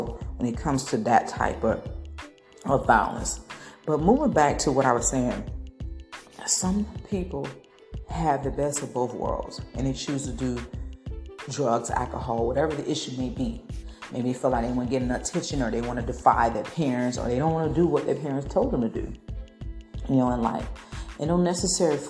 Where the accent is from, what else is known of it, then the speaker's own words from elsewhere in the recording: Tampa, Florida, United States; from my hometown in Tampa